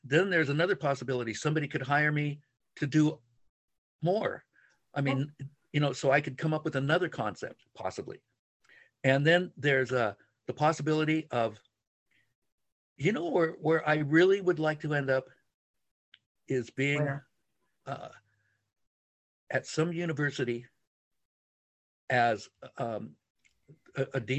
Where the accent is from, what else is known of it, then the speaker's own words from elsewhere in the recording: San Francisco, Santa Monica, Laguna, California, United States; I was born in San Francisco and then Santa Monica and then, you know, Laguna for 50 some years now